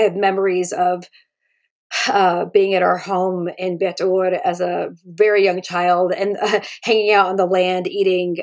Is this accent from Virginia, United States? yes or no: yes; Northern Virginia, United States; born or raised there; also born or lived in Houston, Texas / Palestine